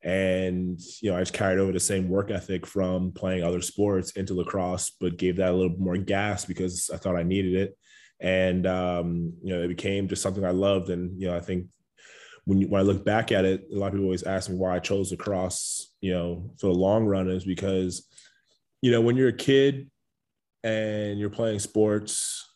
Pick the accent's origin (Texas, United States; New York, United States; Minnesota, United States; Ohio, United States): New York, United States; Long Island; Yeah, so I'm a Long Island guy. I think a lot of people forget that about me just because, you know, I don't necessarily have the Long Island accent.